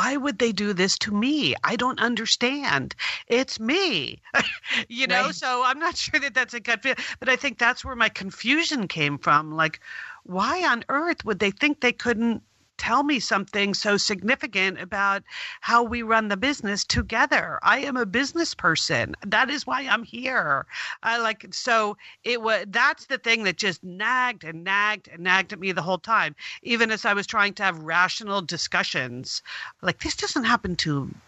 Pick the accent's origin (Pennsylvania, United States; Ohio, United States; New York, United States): New York, United States; I grew up right outside of New York City